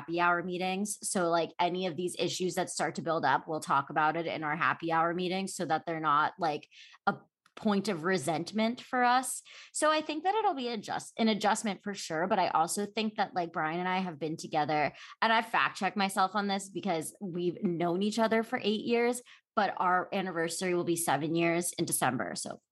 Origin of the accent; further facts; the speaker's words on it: Philadelphia, Pennsylvania, United States; moved away as an adult; also born or lived in New York, United States; now in Los Angeles, United States; I grew up in Philadelphia. I'm from the East Coast